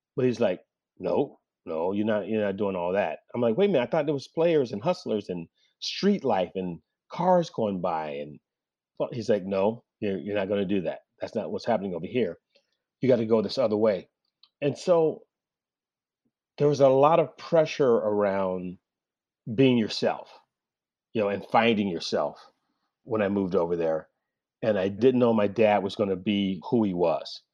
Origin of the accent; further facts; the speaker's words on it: Oakland, California, United States; I grew up in Oakland in the seventies